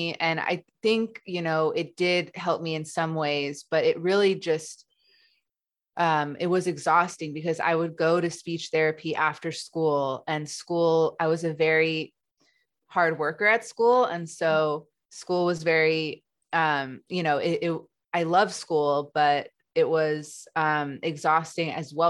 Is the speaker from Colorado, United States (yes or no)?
no; Los Angeles, California, United States; I grew up in Los Angeles.